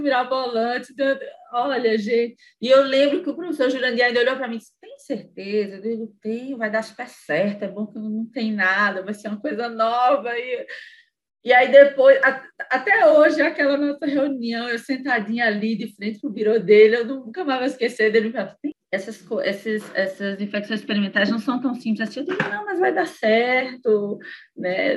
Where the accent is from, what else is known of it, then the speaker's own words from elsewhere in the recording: Sobral, Ceará, Brazil; first language English; Portuguese is a second language; moved away as an adult; also born or lived in Fortaleza; Eu, eu sendo uma sobralense, eu ia voltar para minha cidade natal